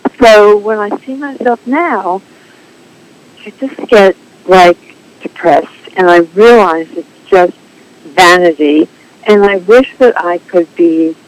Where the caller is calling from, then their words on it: North Hills, California, United States; I'm calling from North Hills, California.